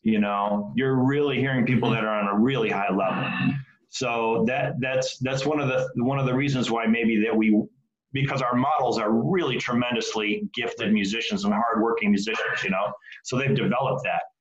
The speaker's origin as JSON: {"language": "English", "town": "Detroit", "region": "Michigan", "country": "United States", "tie": "born or raised there", "said": "I grew up in Detroit"}